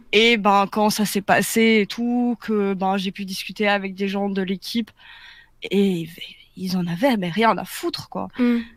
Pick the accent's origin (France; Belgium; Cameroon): Belgium; je suis belge